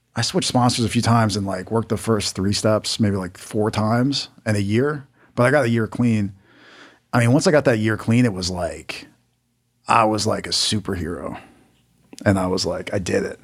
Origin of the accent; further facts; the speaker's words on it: Maryland, United States; I'm from Maryland